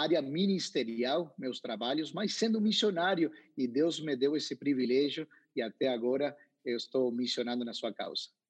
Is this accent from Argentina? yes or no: yes; Paraná, Entre Ríos, Argentina; Portuguese is a second language; moved away; also born or lived in South Africa; eu sou nascido em Paraná, entre rios, na frente de um rio